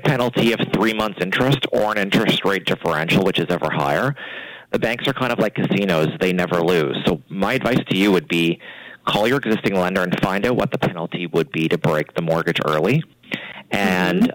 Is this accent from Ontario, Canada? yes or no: no; Annapolis Valley, rural Nova Scotia, Canada; I grew up in the Annapolis Valley in a small small town